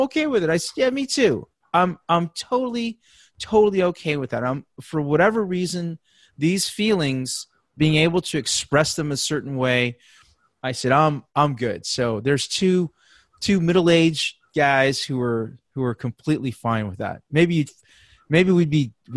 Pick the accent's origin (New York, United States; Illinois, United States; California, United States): California, United States; San Francisco Bay Area; I'm from the San Francisco Bay Area.